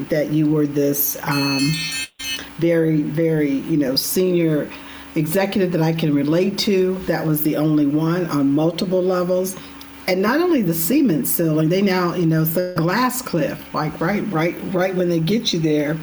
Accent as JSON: {"language": "English", "region": "California", "country": "United States", "said": "I'm from California too"}